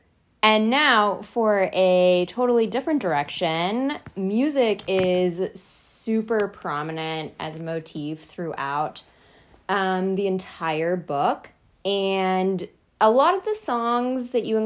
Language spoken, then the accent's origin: English; West Texas, United States; I'm from West Texas, so it was also like, oh hey, that's my home.